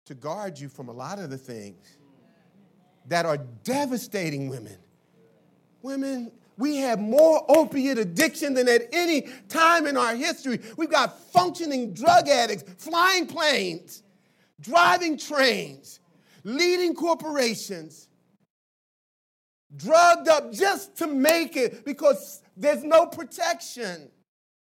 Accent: Philadelphia, Pennsylvania, United States; When I grew up in Philly

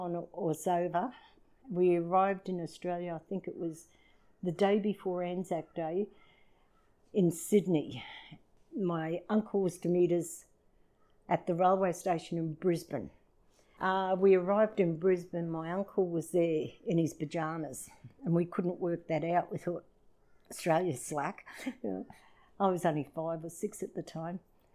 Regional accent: Edinburgh, Scotland, United Kingdom; born there; I was born in Leith, Edinburgh, Scotland, 1953.

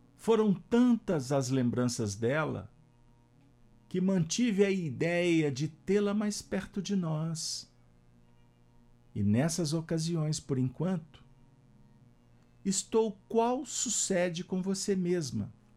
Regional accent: Minas Gerais, Brazil; nós mineiros

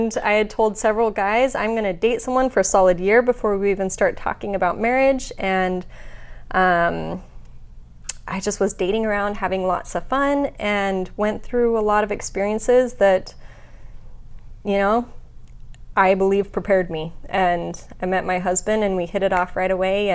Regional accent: Utah, United States; I was born and raised in Utah

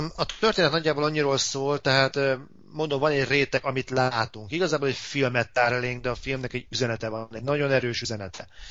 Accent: Hungary; pláne itt Magyarországon

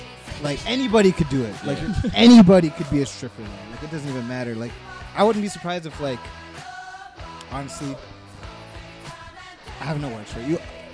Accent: Canada; I'm a Canadian.

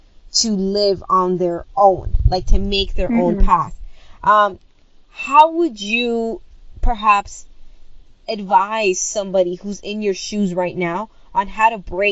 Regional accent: Toronto, Ontario, Canada; also born or lived in Dominican Republic; So where I was born in the Dominican Republic, but I was raised in Toronto since the age of 5.

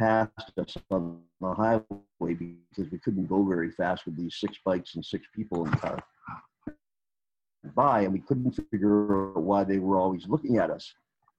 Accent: England, United Kingdom; And I guess being English, it kind of translated to New England, and we did it in Eastern Canada a little more than they did out west.

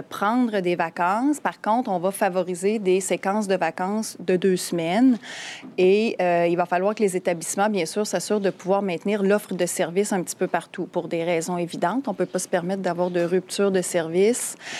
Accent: Quebec City, Quebec, Canada; chez nous à Québec

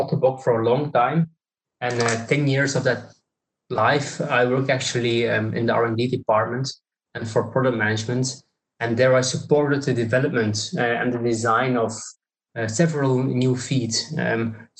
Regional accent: Belgium; I'm coming from Belgium

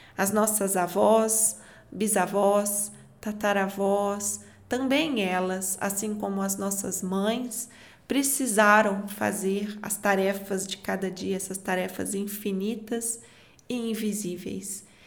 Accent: Minas Gerais, Brazil; Eu, como uma boa mineira

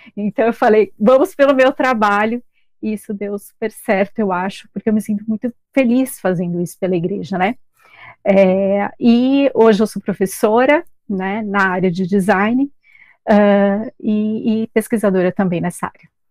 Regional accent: São Paulo, Brazil; moved away as an adult; now in Balneário Camboriú, Brazil; sou de São Paulo

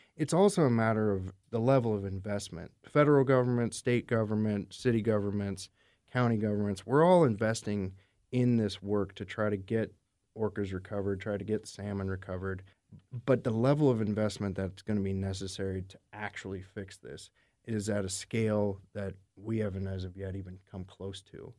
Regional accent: Alaska, United States; moved away as an adult; also born or lived in Bay Area, California; now in Puget Sound, United States; I grew up in Alaska, and then I spent summers in the Bay Area, California. I moved here about seven years ago

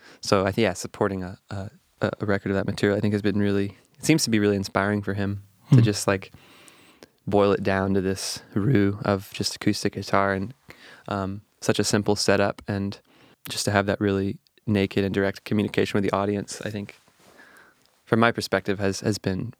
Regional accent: Texas, United States; I was a part of this really rich social jazz community in Texas, where I grew up in the Hill Country.

